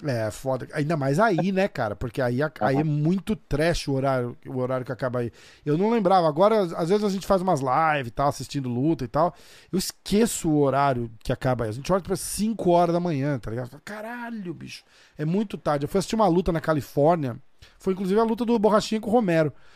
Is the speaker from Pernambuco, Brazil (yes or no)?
no; São Paulo, Brazil; now in New York, United States; Eu sou de São Paulo